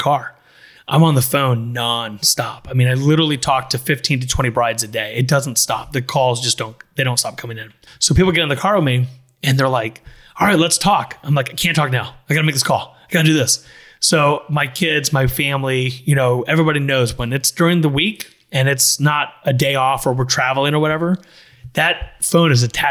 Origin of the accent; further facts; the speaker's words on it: Miami Shores, Florida, United States; I grew up in Miami Shores